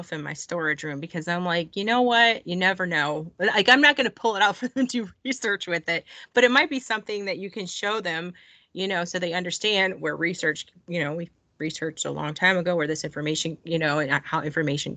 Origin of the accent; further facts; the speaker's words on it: Michigan, United States; moved away as an adult; now in Georgia, United States; I've only been in Georgia for 7 years. And so I kept going back to Michigan and I'm from Michigan